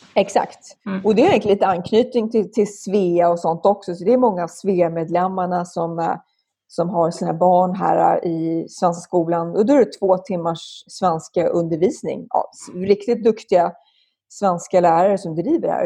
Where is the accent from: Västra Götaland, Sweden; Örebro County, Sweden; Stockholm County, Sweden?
Stockholm County, Sweden; Stockholm; moved away as an adult; also born or lived in Roslagen, Östhammar / France / San Francisco / Denver, Colorado; now in Silicon Valley, United States; Jag växte upp i Stockholm, föddes på Söder så att jag var ganska urstockholmare på så sätt